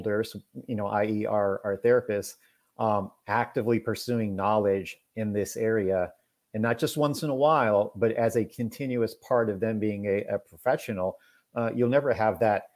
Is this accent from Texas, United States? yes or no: yes; Houston, Texas, United States; I'm from Houston